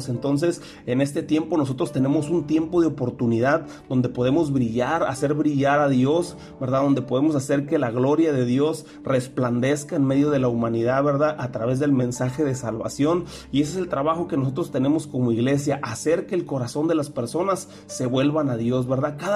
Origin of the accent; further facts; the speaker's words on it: Mexico; nosotros como iglesia, nosotros como pueblo mexicano, también deberíamos de estar instituyendo un tiempo de oración